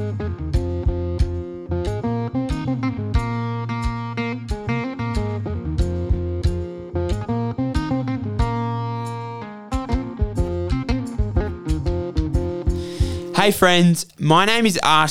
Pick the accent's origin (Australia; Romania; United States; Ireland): Australia; Melbourne, Victoria; moved away as an adult; now in Hargeisa, Somaliland; I was born and raised in Melbourne, Australia to an Australian mother and a Somali father